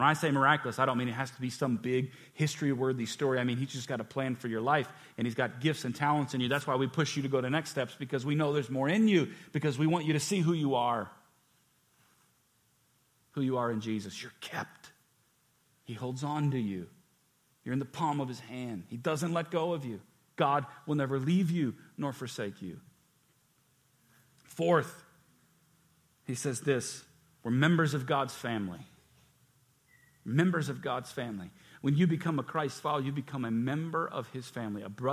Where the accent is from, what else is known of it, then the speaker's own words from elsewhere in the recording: United States; I'm blessed to be born here